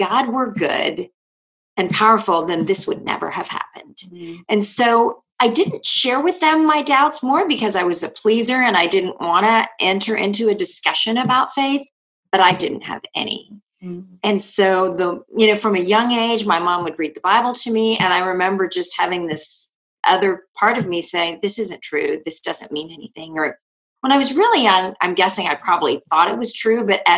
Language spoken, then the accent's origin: English; India; born there; Well, I was born in India to Christian parents.